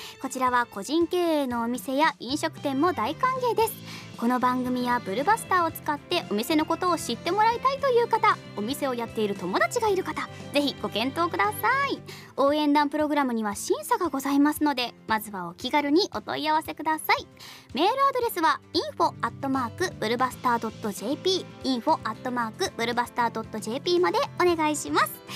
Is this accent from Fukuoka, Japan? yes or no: yes; Kitakyushu, Fukuoka, Japan; born or raised there; moved away